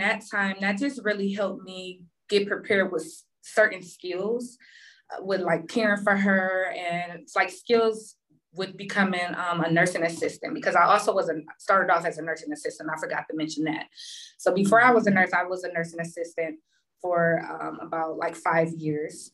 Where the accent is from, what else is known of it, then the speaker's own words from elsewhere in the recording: Cleveland, Ohio, United States; Currently, I am from Cleveland, and that's where I started my nursing career.